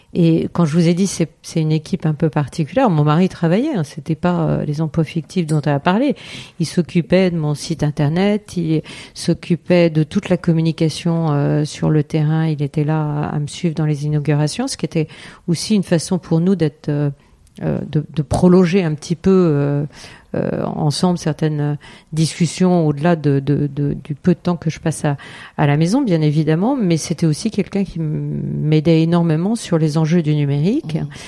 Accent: Eure-et-Loir, Centre-Val de Loire, France; also born or lived in Paris; Je suis originaire aussi d'Eure-et-Loire

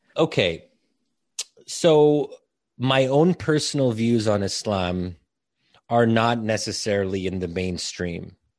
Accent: United States; I was born and raised in a liberal society.

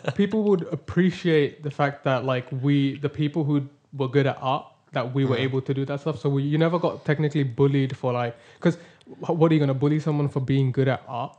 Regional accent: Vienna, Austria; moved away; I grew up in Austria. I, I was born there mm. in Vienna

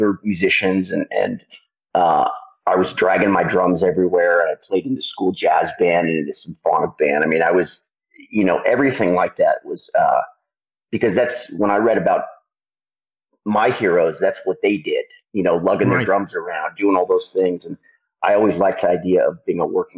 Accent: Belvedere, California, United States; I grew up in a town called Belvedere, in a place, Marin County.

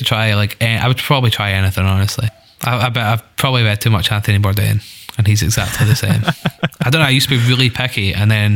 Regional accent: Scotland, United Kingdom

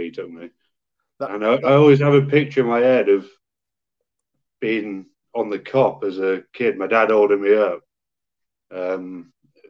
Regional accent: York, Yorkshire and the Humber, United Kingdom; I've just lived in York, so I was born in York

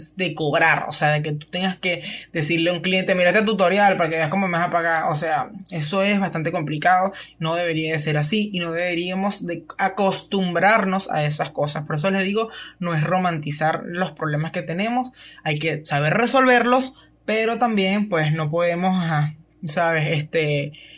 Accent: Venezuela; nosotros como venezolanos

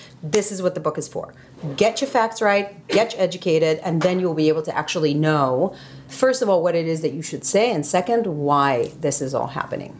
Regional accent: Tel Aviv, Tel Aviv District, Israel; moved away as an adult; now in United States; I'm Israeli-American. So I was born and raised in Israel, and I live in the United States.

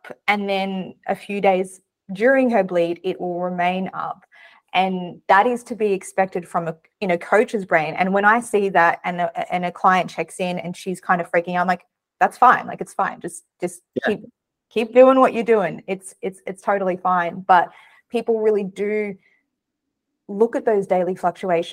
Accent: Australia; I'm Australian

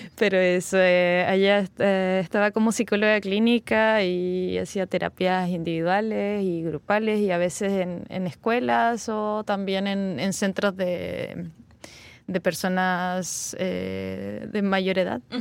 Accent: Valparaíso, Chile; moved away; la quinta región de donde yo vengo

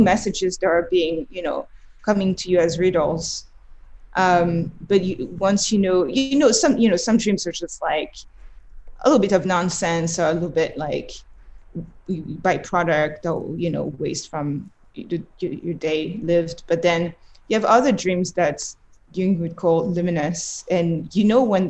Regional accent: Montreuil, Île-de-France, France; also born or lived in Paris; now in New York, United States; I grew up in the Paris suburbs. Montreuil is a city really close to Paris

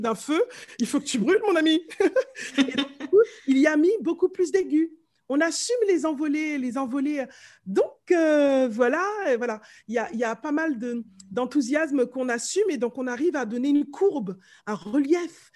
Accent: Martinique; accent: Martinican; moved away as an adult; now in France; je viens de la Martinique, je suis née là-bas, je suis arrivée ici à mes 20 ans

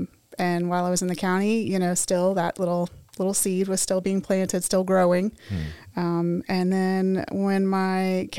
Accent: Tampa, Florida, United States; I grew up in Tampa. I've been here my whole life.

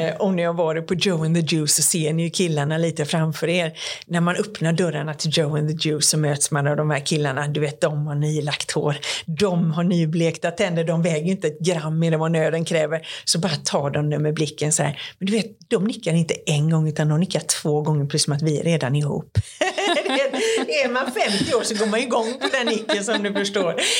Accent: Sweden; jag är från Sverige

